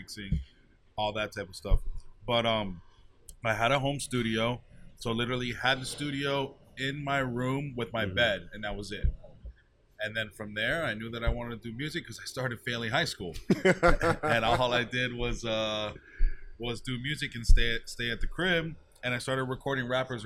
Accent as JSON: {"language": "English", "town": "Miami", "region": "Florida", "country": "United States", "tie": "born or raised there", "said": "I'm born and raised in Dade County, and I'm here for Miami, and I rep it till I die."}